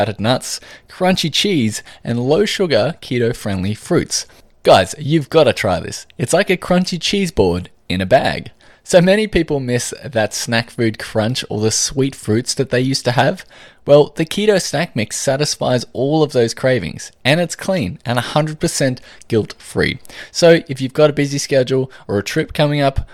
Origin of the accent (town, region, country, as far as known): Australia